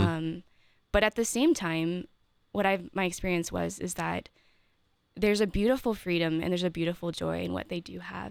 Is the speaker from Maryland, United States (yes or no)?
yes; Maryland, United States; moved away as an adult; also born or lived in Steubenville, Ohio; now in Columbus, United States; I'm from Maryland originally.